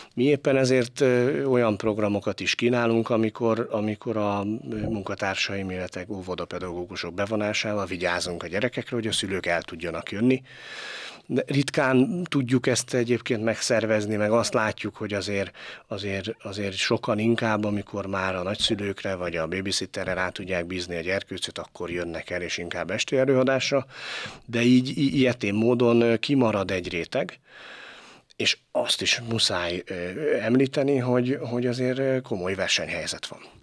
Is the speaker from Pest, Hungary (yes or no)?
no; Pécs, Baranya, Hungary; moved away as an adult; also born or lived in Kaposvár; Én Pécsi voltam, Pécsi vagyok és Pécsi leszek